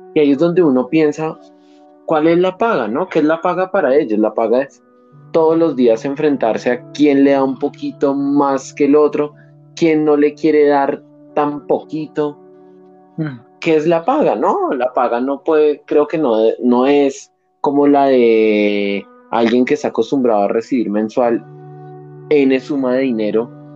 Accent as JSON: {"language": "Spanish", "country": "Colombia", "said": "reconocernos como colombianos"}